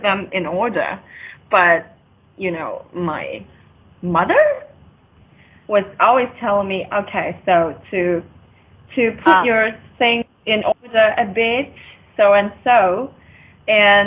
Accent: Yangjiang, Guangdong, China; I'm from China

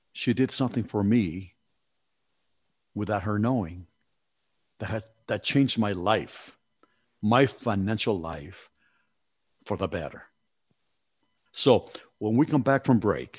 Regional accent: Mexico City, Mexico; I was born in Mexico City. I came from an economically disadvantaged, economy and family

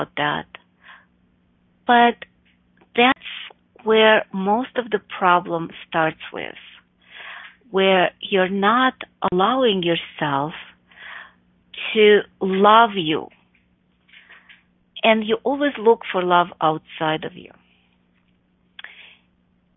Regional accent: Chicago, Illinois, United States; also born or lived in Buffalo Grove, Illinois; in Chicago, my hometown

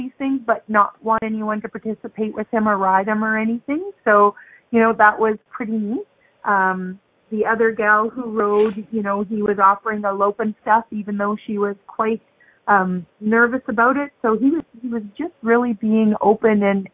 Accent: Canada; growing up in Canada, we get mostly U.S. television

